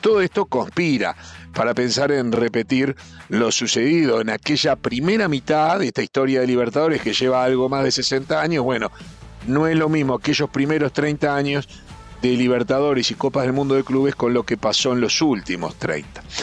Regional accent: Uruguay; como uruguayo

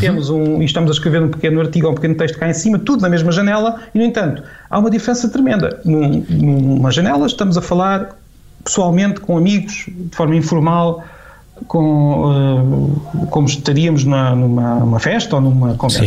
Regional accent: Portugal; now in Peniche, Portugal; temos o sotaque português, português de Portugal

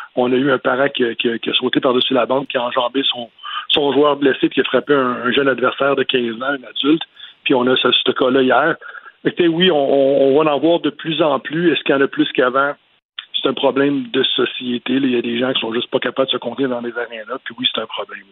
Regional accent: Montreal, Quebec, Canada; je viens de l'Est de la ville, je viens d'Anjou

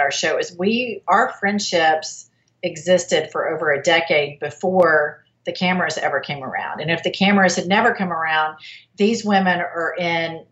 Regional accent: Oklahoma, United States

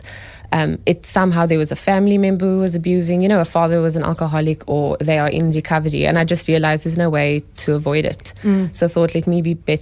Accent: Cape Town, Western Cape, South Africa; I grew up in Cape Town, yeah. Went to school here

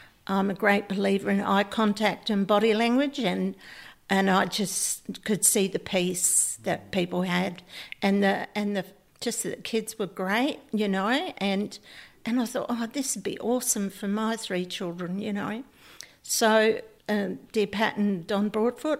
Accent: Mallala, South Australia, Australia; I was brought up in Malala in the country, north of Adelaide

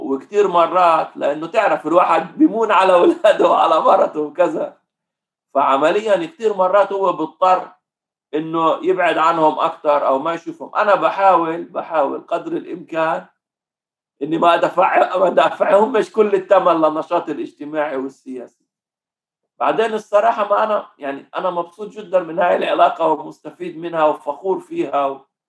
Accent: Lod, Central District, Israel; also born or lived in Jaffa / Ramla; أنا اتربيت في حي اسمه حي المحطة في مدينة اللد

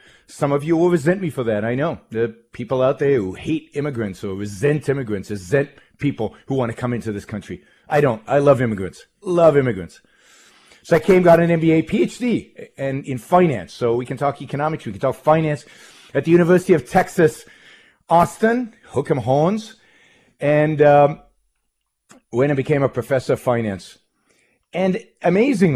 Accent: Israel; moved away as an adult; now in United States; I was born in Israel, raised in Israel, lived most of my early life in Israel, served in the Israeli army in military intelligence

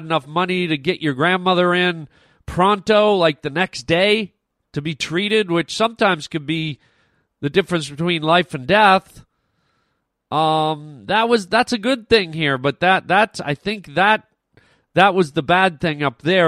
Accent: Ontario, Canada; moved away as an adult; I grew up in Ontario

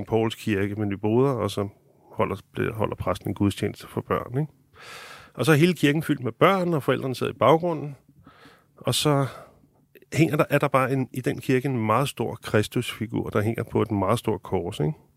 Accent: Denmark; som en dansker

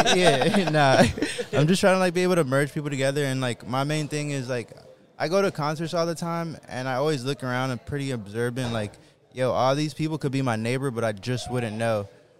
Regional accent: Hialeah, Florida, United States; also born or lived in Broward County; I'm from Miami, Florida. {S8} Shit. {S7} Grew up in Hialeah and then moved at 14 to Broward County. So I'm like a mixture of Broward and Miami.

